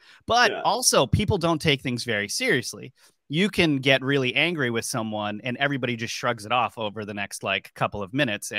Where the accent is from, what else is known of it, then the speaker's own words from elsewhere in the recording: Warwick, Rhode Island, United States; moved away; also born or lived in Boston, Massachusetts / Washington, D.C.; if you look down there at the bottom left corner of the map where it says Warwick, Rhode Island, that actually is exactly where I grew up. That little hook out over there in the water. And so I grew up very close to this area.